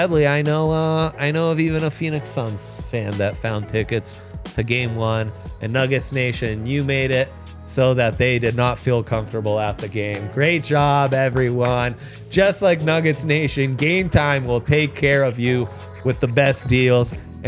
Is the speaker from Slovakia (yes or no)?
no; Italy; It's what I loved as a kid. I grew up in Italy, so I'm allowed to say that.